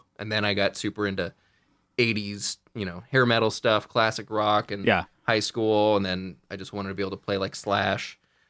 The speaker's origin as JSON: {"language": "English", "town": "Santa Rosa", "region": "California", "country": "United States", "tie": "born or raised there", "moved": "as an adult", "lives_now": "San Diego, United States", "said": "So born and raised in Santa Rosa."}